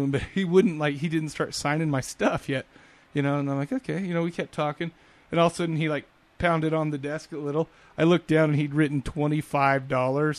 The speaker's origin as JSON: {"language": "English", "town": "Salt Lake City", "region": "Utah", "country": "United States", "said": "I'm from Salt Lake City."}